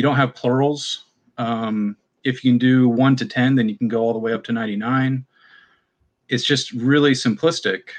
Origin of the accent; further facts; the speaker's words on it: Charlotte, North Carolina, United States; I'm from Charlotte, North Carolina